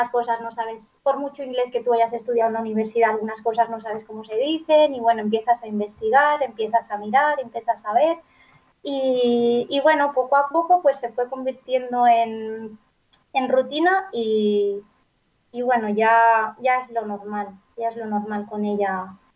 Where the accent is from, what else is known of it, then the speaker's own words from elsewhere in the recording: Valencian Community, Spain; first language Valencian; Spanish is a second language; yo soy, mi lengua materna es el valenciano, en casa siempre desde pequeñita hemos hablado valenciano.